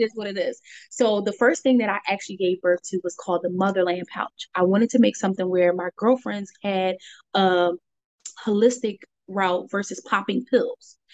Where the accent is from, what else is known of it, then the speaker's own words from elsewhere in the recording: Philadelphia, Pennsylvania, United States; also born or lived in Monrovia, Liberia; I grew up in Philadelphia, Delco area